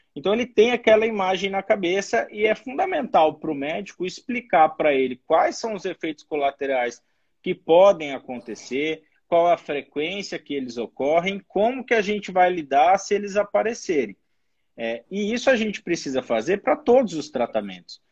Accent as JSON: {"language": "Portuguese", "region": "São Paulo", "country": "Brazil", "moved": "yes", "lives_now": "Brasília, Brazil", "said": "Eu sou de São Paulo, mas moro em Brasília"}